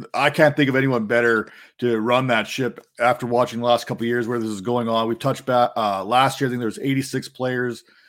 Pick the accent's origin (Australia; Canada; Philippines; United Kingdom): Canada; I'm Canadian